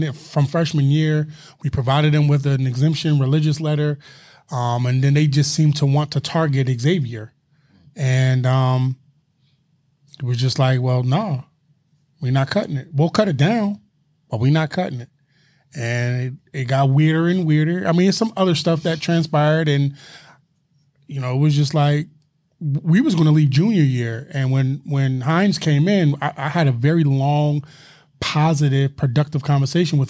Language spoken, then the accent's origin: English; Philadelphia, Pennsylvania, United States; I'm from Philly